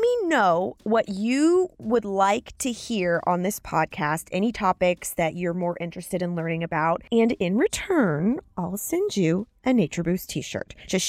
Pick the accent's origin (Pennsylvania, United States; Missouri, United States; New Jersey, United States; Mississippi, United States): Missouri, United States; I'm from Missouri